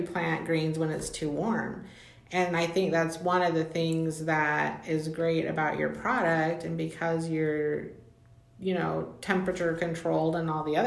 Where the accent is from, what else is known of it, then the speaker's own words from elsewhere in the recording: Mexico; moved away; I grew up in Mexico